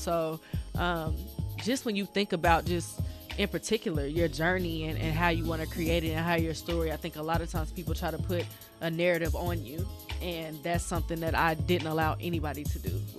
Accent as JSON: {"language": "English", "town": "Muskogee", "region": "Oklahoma", "country": "United States", "tie": "born or raised there", "also_born_or_lived": "France / St. Louis", "moved": "as an adult", "said": "That is where my father is from. But born and raised Muskogee, Oklahoma. Graduated from high school there."}